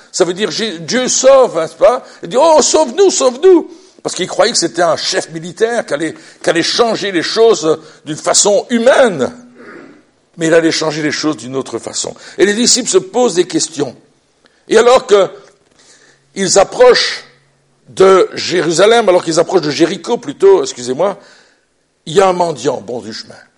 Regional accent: Belgium; Chez nous en Belgique, on a une royauté

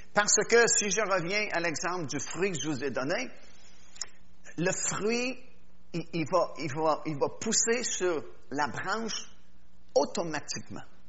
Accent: Quebec, Canada; je suis québécois

